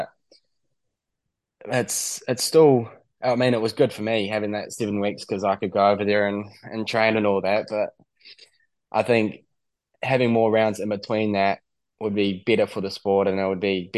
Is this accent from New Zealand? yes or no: yes; New Zealand; we come from New Zealand